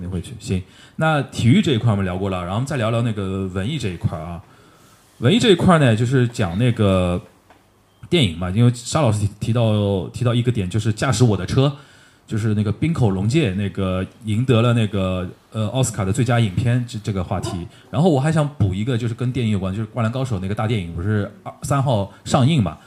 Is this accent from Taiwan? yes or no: no; China; 我们中国年轻人